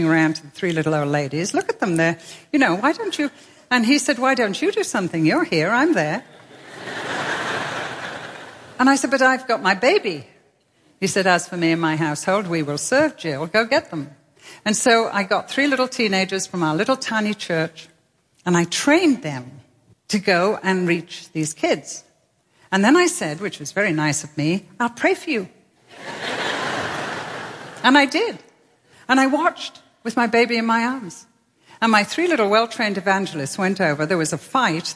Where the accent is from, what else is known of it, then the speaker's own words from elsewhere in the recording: England, United Kingdom; also born or lived in Manchester; as an English lady whose home is a castle